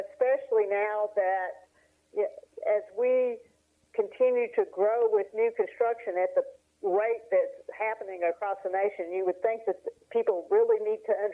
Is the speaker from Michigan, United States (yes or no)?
no; Bonner, Tennessee, United States; accent: Appalachian; now in Asheville, United States; I grew up in Bonner, Tennessee.